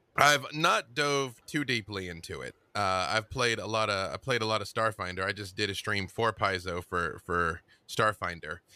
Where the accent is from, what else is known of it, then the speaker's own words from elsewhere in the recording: Little Rock, Arkansas, United States; moved away as an adult; also born or lived in Atlanta, Georgia; now in Los Angeles, United States; I am from Little Rock, Arkansas